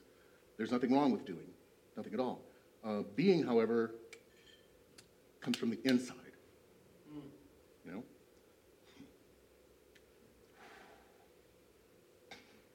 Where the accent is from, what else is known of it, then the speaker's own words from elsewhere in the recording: East Moline, Illinois, United States; I grew up in East Moline